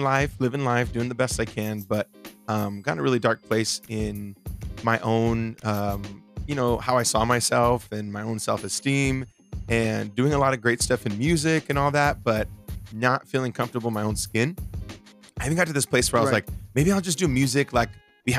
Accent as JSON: {"language": "English", "town": "Bakersfield", "region": "California", "country": "United States", "tie": "born or raised there", "moved": "yes", "said": "home this weekend or this last few days in Bakersfield, my hometown"}